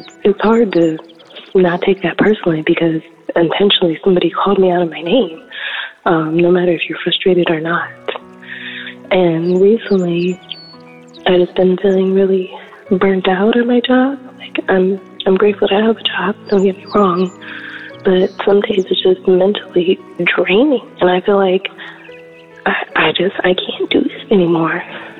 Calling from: Illinois, United States; I'm calling from Illinois.

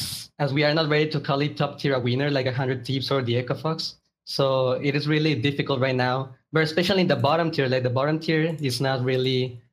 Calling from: Mexico; From Mexico.

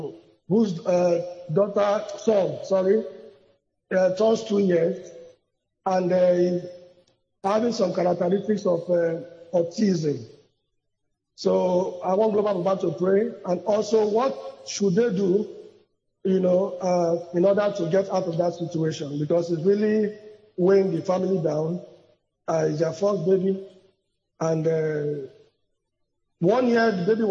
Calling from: Port Harcourt, Rivers State, Nigeria; I'm calling from Port Harcourt.

